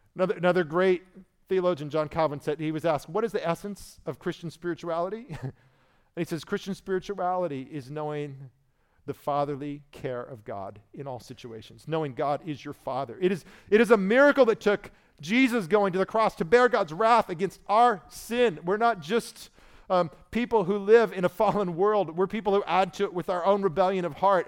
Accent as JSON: {"language": "English", "region": "Indiana", "country": "United States", "moved": "yes", "said": "I was from Indiana, so that was our state religion"}